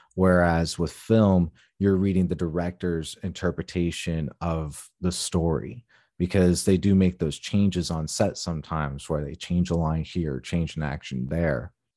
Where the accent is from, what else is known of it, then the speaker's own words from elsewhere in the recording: Tucson, Arizona, United States; moved away; I was born and raised in Tucson, Arizona